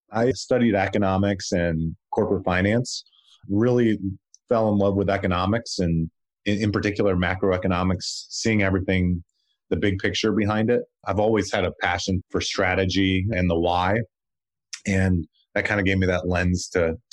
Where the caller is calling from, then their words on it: Nashville, Tennessee, United States; I'm actually here in Nashville, Tennessee, home of country music and now Daily Crunch Snacks.